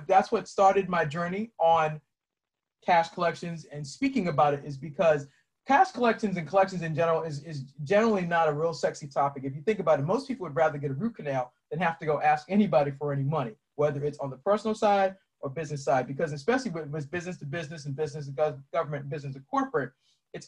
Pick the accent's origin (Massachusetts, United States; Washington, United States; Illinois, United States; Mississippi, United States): Massachusetts, United States; Boston; moved away as an adult; now in Maryland, United States; I'm originally from Boston. I live in Maryland now.